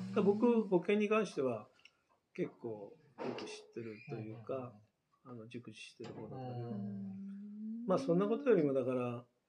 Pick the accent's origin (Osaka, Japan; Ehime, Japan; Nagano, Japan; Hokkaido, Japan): Nagano, Japan; Ogawa; moved away as an adult; also born or lived in Tokyo; もともと僕は小川村育ちで小川村生まれ育って東京に出て